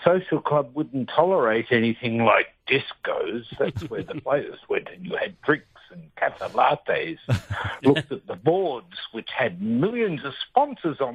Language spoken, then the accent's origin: English; Cardross, Victoria, Australia; now in South Melbourne, Australia; My hometown was... just out of Redcliffe's Cardross when I was a kid.